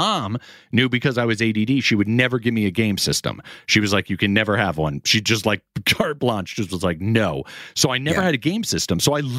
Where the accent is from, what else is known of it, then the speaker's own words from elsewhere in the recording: Connecticut, United States; also born or lived in Florida; Hence why I always say I'm from Connecticut and Florida.